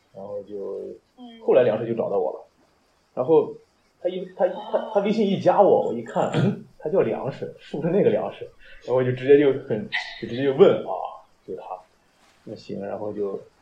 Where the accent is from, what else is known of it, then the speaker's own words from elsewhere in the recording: Zibo, Shandong, China; moved away as an adult; now in Qingdao, China; 我是老家是淄博